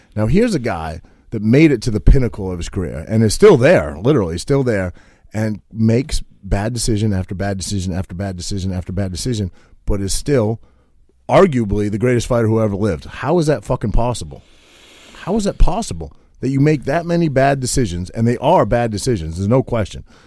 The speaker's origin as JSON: {"language": "English", "region": "Maine", "country": "United States", "tie": "born or raised there", "moved": "yes", "said": "I grew up in Maine"}